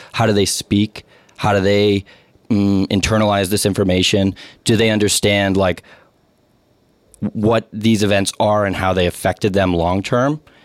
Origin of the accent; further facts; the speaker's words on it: Somerville, Massachusetts, United States; I grew up here in Somerville